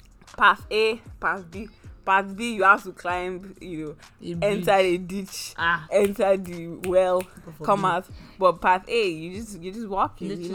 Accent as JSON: {"language": "English", "town": "Buckingham", "region": "South East England", "country": "United Kingdom", "tie": "born or raised there", "said": "You know, I grew up in Buckingham."}